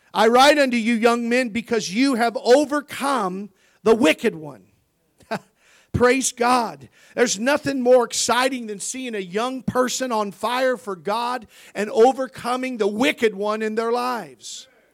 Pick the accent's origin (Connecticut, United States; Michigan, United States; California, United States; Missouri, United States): Missouri, United States; We grew up in Missouri.